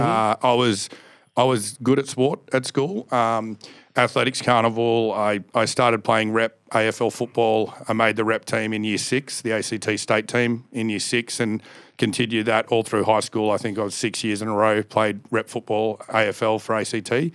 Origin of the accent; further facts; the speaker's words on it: Canberra, Australian Capital Territory, Australia; born and raised in Canberra